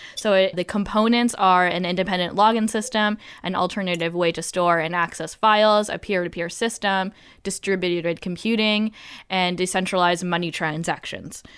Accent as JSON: {"language": "English", "country": "Canada", "said": "I'm Canadian"}